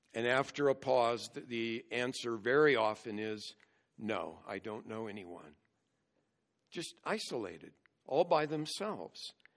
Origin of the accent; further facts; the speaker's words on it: United States; as American Christians